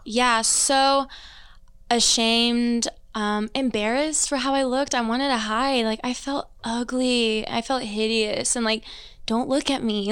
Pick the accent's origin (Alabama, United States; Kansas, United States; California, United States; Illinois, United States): Kansas, United States; Overland Park; also born or lived in Greensburg, Indiana; moved when I was two. Um, my dad actually got a youth pastor job out here in the suburbs of KC, so Overland Park area. So I've been raised in Overland Park my whole life.